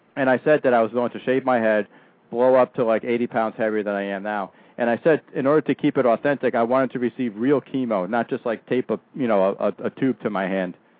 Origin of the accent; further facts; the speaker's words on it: Danbury, Connecticut, United States; my hometown, Danbury, Connecticut